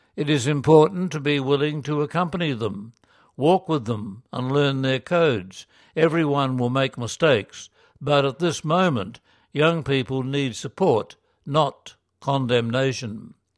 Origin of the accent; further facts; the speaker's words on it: Chile; moved away as an adult; now in United Kingdom; a missionary from Chile working with young Faith in Action volunteers in Britain